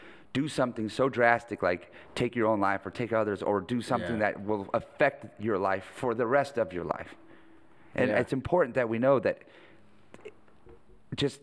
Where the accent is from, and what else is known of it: McMinnville, Oregon, United States; born or raised there; also born or lived in Hood River, Oregon